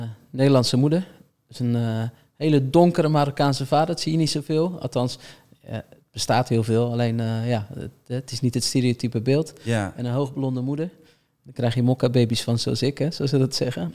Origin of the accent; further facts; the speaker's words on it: Rotterdam, South Holland, Netherlands; ik kom uit Rotterdam. Ik woonde aan de oostkant van Rotterdam.